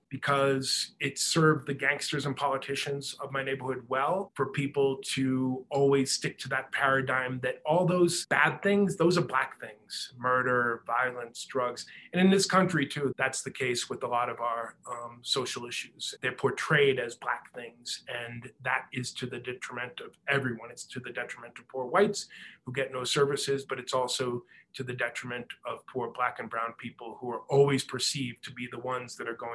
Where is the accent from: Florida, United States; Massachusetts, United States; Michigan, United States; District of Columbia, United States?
Massachusetts, United States; Boston; I grew up in that whole kind of situation, very stifling, suffocating. And when I end up being a writer, writing All Souls about growing up in South Boston